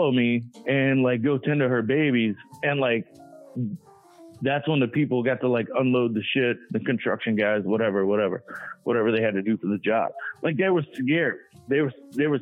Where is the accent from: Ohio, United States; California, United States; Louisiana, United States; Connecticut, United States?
Louisiana, United States; Cajun; I'm a Cajun